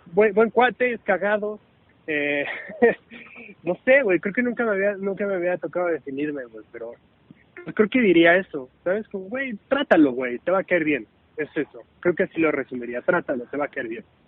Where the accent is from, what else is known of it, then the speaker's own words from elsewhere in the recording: Puebla, Mexico; a mí me encanta decir que soy de Puebla, me encanta decir de dónde vengo